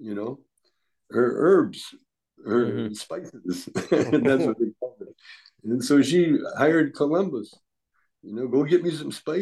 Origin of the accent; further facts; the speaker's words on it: Calgary, Alberta, Canada; moved away; also born or lived in Vancouver, Canada; I grew up in Calgary, actually, but I lived in Vancouver long enough on the street in Vancouver